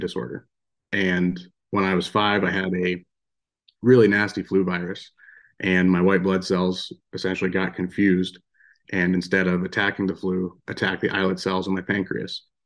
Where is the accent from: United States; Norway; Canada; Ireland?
United States; Western Pennsylvania; moved away as an adult; now in Belgrade, Montana, United States; I grew up in Western Pennsylvania